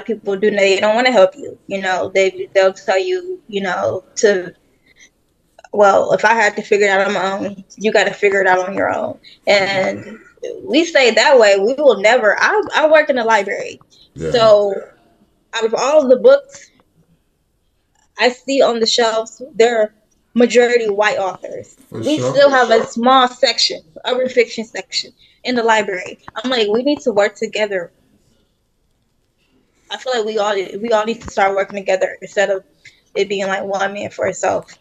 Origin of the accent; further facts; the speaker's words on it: Detroit, Michigan, United States; I grew up in Detroit, so it was kind of rough, kind of like a rough neighborhood